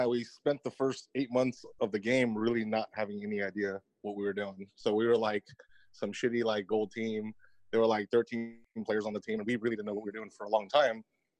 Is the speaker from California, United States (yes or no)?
yes; Southern California, United States; I'm from Southern California.